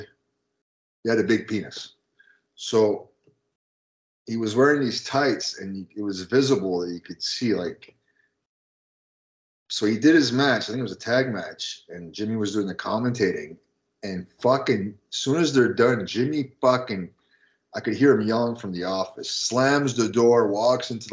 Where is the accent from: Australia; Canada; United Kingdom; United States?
Canada; moved away as an adult; I came from Canada. I was 18 and I had a Canadian cell phone